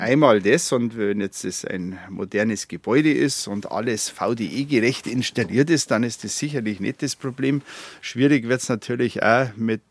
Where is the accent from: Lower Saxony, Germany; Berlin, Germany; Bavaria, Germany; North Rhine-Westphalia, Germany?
Bavaria, Germany; Garmisch-Partenkirchen; meine Heimat wäre Partenkirchen